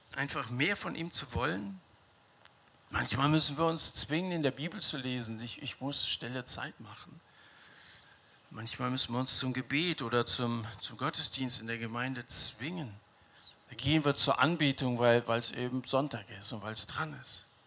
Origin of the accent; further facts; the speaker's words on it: Dillenburg, Hesse, Germany; Ich liebe meine, meine Heimatstadt Dillenburg.